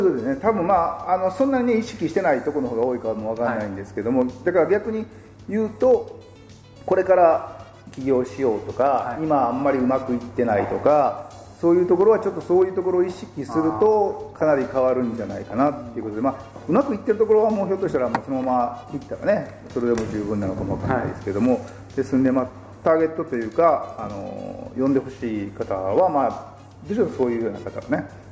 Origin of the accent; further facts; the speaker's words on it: Kanagawa, Japan; 地元の湘南